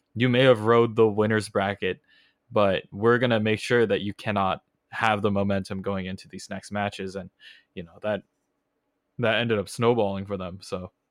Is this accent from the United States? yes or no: yes; California, United States; accent: thick Californian; I have the thick, you know, Californian accent